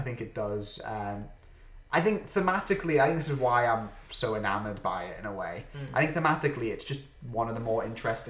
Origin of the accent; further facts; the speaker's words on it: United Kingdom; We're British.